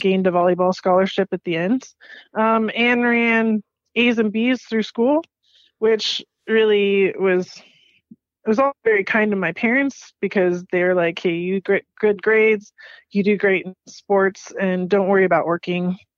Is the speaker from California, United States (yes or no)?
yes; Palo Alto, California, United States; I was born and raised in Palo Alto, California, which is in the Bay Area by San Francisco area